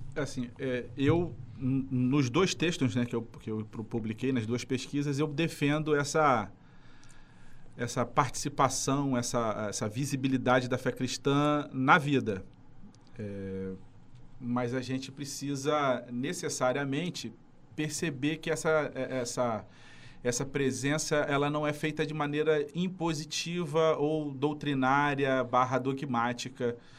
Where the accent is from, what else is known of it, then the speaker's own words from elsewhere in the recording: Nova Iguaçu, Rio de Janeiro, Brazil; Sou de Nova Iguaçu